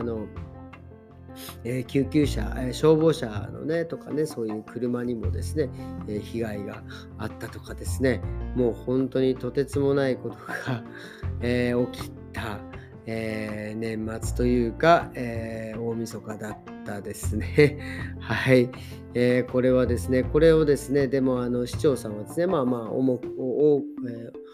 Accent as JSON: {"language": "Japanese", "country": "Japan", "tie": "born or raised there", "moved": "yes", "said": "日本の両親と挨拶してで久々にね自分の実家にとスカイプして"}